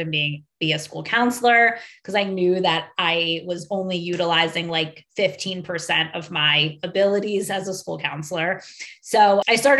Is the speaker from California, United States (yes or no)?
no; a suburb right outside of Philadelphia, Pennsylvania, United States; I grew up in a suburb right outside of Philadelphia